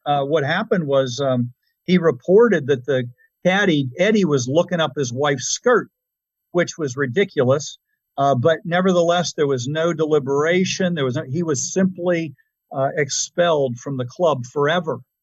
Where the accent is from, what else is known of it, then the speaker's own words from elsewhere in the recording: Pittsburgh, Pennsylvania, United States; moved away; I was really originally from Pittsburgh.